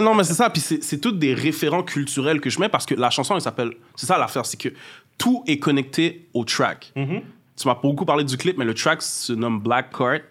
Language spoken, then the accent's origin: French; Montreal, Quebec, Canada; Je viens du nord-est de Montréal, ça veut dire plus jeune Montréal-Nord, de fil en aiguille, euh, Pointe-aux-Trembles, Rivière-des-Prairies. Je suis resté dans cet arrondissement-là à peu près. Euh, d'origine haïtienne, je suis né ici, de parents haïtiens.